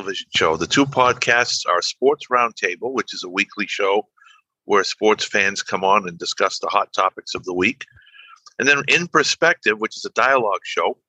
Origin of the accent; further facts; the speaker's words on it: New Bedford, Massachusetts, United States; I'm from New Bedford, Massachusetts